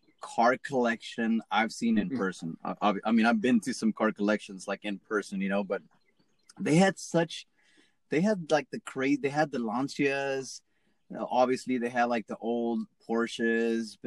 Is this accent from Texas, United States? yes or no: yes; a small town in Texas, United States; I'm from a small town in Texas